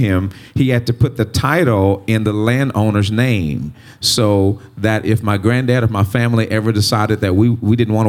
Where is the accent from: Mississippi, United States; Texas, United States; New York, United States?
Mississippi, United States; Greenwood; I grew up in Greenwood, Mississippi